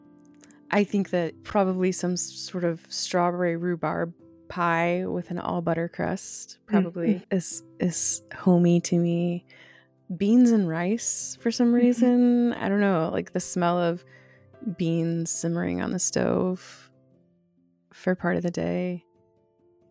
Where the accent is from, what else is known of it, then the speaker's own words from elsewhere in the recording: Bucks County, Pennsylvania, United States; moved away as an adult; also born or lived in Central America / Chattanooga, Tennessee / Texas / Denver, Colorado; now in upstate New York, United States; So I was born outside of Philadelphia, Pennsylvania, in Bucks County, Pennsylvania. And I lived there until I was 18